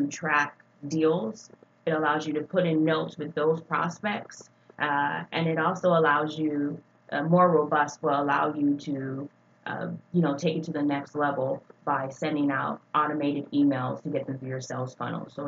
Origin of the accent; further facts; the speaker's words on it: Hawaii, United States; moved away as an adult; now in Dallas, United States; I'm originally from Hawaii. I've been in Dallas for 14 years